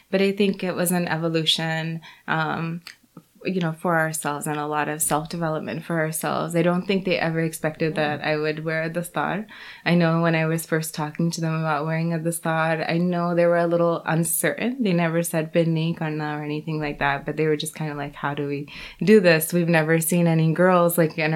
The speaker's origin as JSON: {"language": "English", "town": "Jupiter", "region": "Florida", "country": "United States", "tie": "born or raised there", "said": "in my town of Jupiter, um, my family are basically, we are the only Sikhs."}